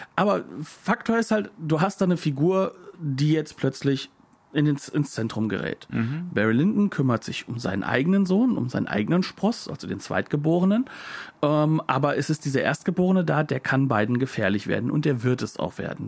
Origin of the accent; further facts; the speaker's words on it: Germany; wir als Deutsche